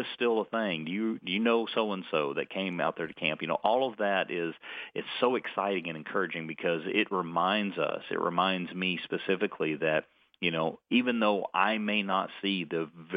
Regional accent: North Georgia, United States; also born or lived in Idaho; now in Florida, United States; I was raised in North Georgia

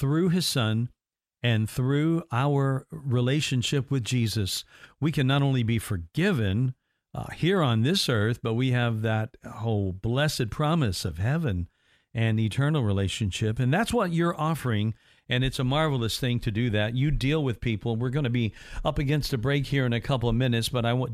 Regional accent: Evansville, Indiana, United States; moved away; my hometown of Evansville

